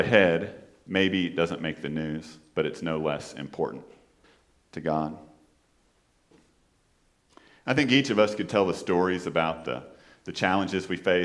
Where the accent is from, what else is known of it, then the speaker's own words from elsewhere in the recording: Fort Worth, Texas, United States; also born or lived in Houston; I'm from Fort Worth and not from Dallas